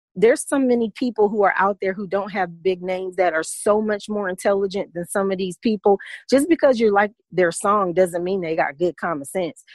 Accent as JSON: {"language": "English", "region": "Midwest", "country": "United States", "moved": "yes", "lives_now": "Atlanta, United States", "said": "I'm from the Midwest, and there's a lot of prejudiced white people in the Midwest"}